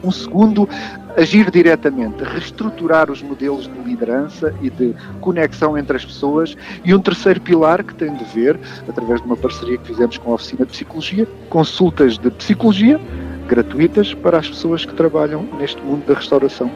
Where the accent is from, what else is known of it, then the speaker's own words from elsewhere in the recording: Portugal; nós, os portugueses que vivemos neste país